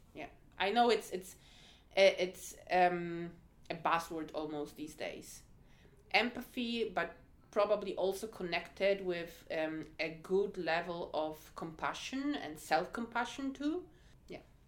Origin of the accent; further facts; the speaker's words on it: Poland; moved away; I'm originally from Poland